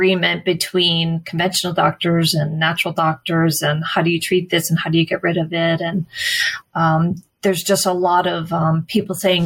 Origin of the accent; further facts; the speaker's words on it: Massachusetts, United States; moved away; I grew up in Massachusetts.